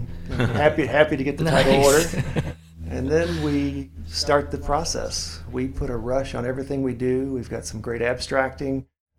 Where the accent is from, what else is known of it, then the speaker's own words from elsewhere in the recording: Louisville, Kentucky, United States; I am born, raised in Louisville. I've lived in just about every area. Born in Shively area.